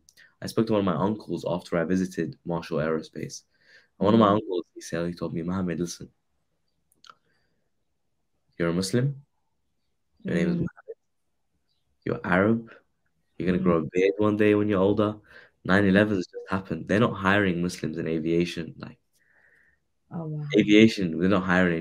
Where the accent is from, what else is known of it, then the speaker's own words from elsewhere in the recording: around Heathrow Airport, London, United Kingdom; I grew up around Heathrow Airport. I'm a local lad, local boy.